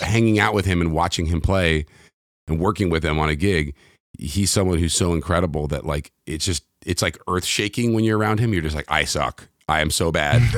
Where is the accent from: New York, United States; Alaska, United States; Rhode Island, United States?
New York, United States; New York City; moved away as an adult; also born or lived in London; now in Los Angeles, United States; I grew up in New York City.